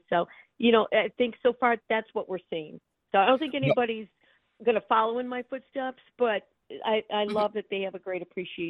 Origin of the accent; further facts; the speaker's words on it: Rochester, Michigan, United States; I didn't graduate from Rochester, but I did go to most of my schooling in Rochester. So it's kind of my hometown.